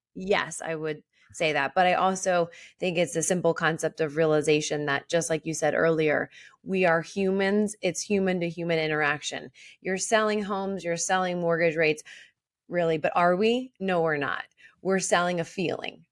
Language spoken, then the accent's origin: English; Philadelphia, Pennsylvania, United States; accent: Philly; my Philly accent